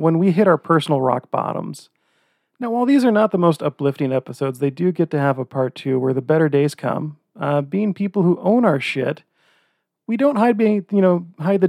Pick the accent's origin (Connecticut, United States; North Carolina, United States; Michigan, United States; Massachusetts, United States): Connecticut, United States; Old Lyme; now in Utah, United States; growing up in Old Lyme